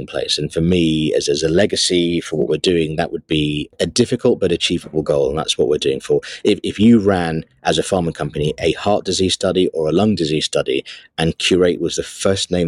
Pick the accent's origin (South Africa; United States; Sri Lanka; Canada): Sri Lanka; moved away; I was born in Sri Lanka